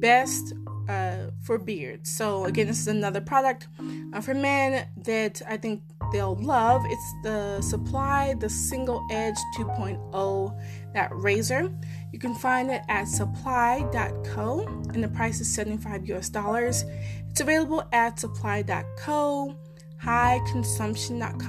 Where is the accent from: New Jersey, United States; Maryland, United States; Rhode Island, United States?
Maryland, United States; I'm from Maryland, live in Maryland